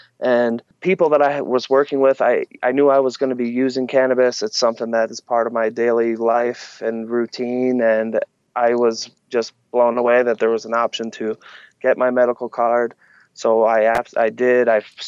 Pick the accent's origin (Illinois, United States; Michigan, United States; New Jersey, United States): New Jersey, United States; moved away as an adult; now in Colorado, United States; I moved to Colorado when I was 18 from New Jersey. New Jersey has a totally different attitude than out here.